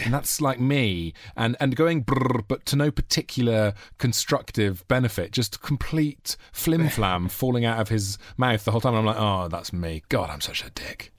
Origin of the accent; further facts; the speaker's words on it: Monmouth, Wales, United Kingdom; up in a little town called called Monmouth